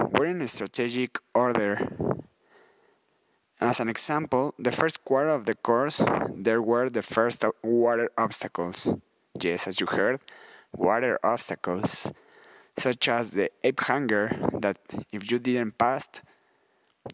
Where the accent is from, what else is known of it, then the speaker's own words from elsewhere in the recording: Mexico City, Mexico; I'm from Mexico City